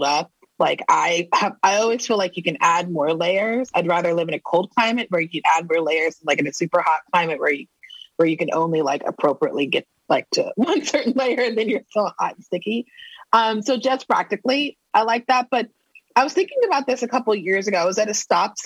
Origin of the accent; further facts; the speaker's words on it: Texas, United States; moved away as an adult; now in St. Paul, United States; I am originally from Texas